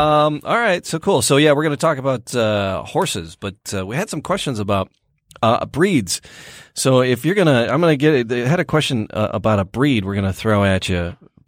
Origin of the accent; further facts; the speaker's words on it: Midwest, United States; I'm from the Midwest.